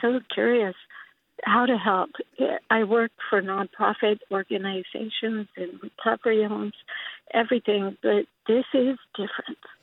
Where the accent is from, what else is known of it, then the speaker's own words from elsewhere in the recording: Imperial Beach, California, United States; also born or lived in San Anselmo; now in San Rafael, United States; I grew up in Imperial Beach